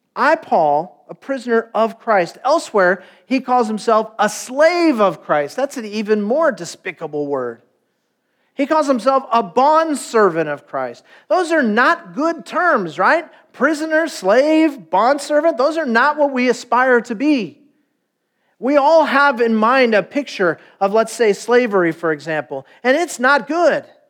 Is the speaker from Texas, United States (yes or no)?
no; Stanton, California, United States; I was born in Stanton, California